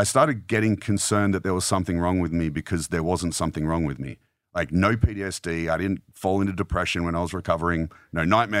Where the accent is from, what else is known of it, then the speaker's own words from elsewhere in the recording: Australia; I'm from Australia.